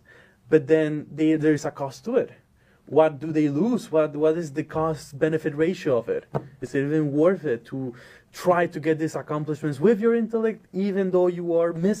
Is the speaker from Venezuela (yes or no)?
yes; Maracaibo, Zulia, Venezuela; moved away as an adult; now in Illinois, United States; I'm from the country of Venezuela, the city of Maracaibo. I was born and raised there until 18 years old.